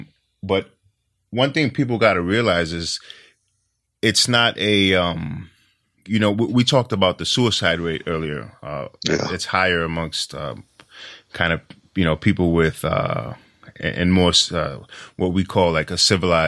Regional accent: New York, United States; You know, I'm from New York. It's such a different culture, you know.

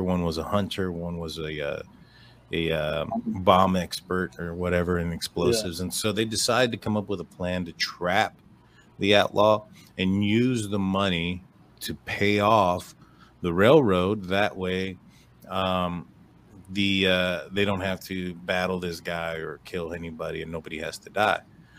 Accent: Texas, United States; We're from Texas.

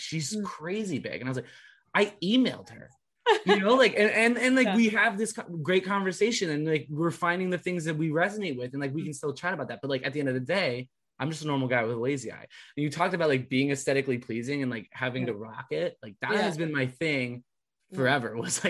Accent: West Coast, United States; Because to me, coming from the West Coast, crew was a sport that you did like right after graduating high school

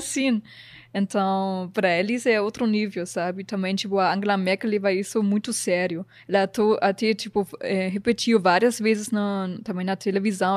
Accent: Germany; Portuguese is a second language; moved away as an adult; also born or lived in New Zealand; now in Brazil; quando eu cheguei aqui não falava português

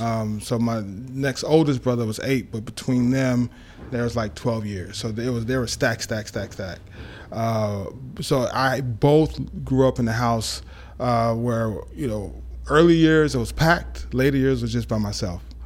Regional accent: Dallas, Texas, United States; also born or lived in Long Island, New York; we moved to Dallas, Texas, uh, when I was, uh, five, and I spent most of my time growing up in Dallas

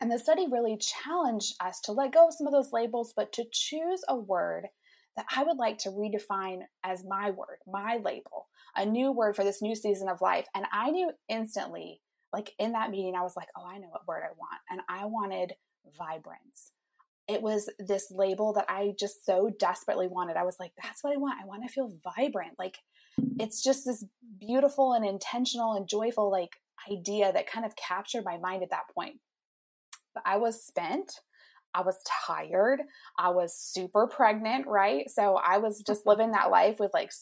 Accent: Indiana, United States; I'm from Indiana. I live there with my husband, Nate

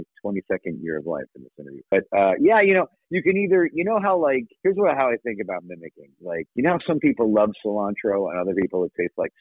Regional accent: New York City, New York, United States; a guy I grew up with in Queens

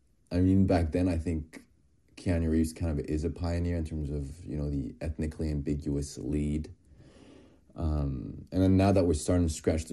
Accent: France; I was born and raised in France, you know, in a smaller town in the Alps.

